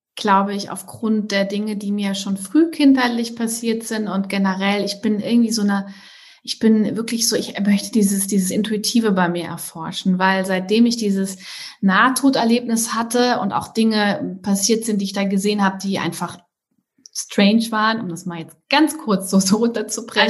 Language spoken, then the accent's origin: German; Trier, Rhineland-Palatinate, Germany; also born or lived in Hamburg / Southern France; now in France; ich komme eigentlich ähm, aus Trier, südwestlich von, von also es ist ein, ne, neben Luxemburg. Ähm, bin da nach Hamburg gezogen